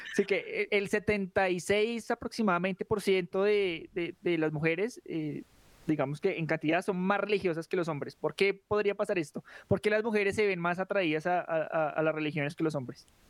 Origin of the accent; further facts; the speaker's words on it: Colombia; nosotros como colombianos